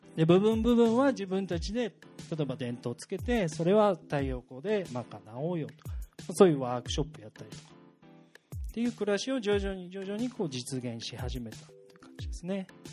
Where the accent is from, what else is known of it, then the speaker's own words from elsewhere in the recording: Tatebayashi, Gunma, Japan; also born or lived in Tokyo; now in Higashikawa, Japan; 出身は、いいね、えー、と僕は、えー、と群馬県というところです関東の